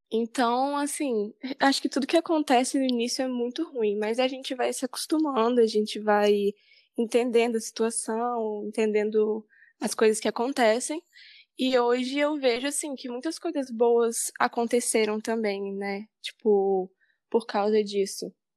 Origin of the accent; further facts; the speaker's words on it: Vila Velha, Espírito Santo, Brazil; eu sou aqui de Vila Velha mesmo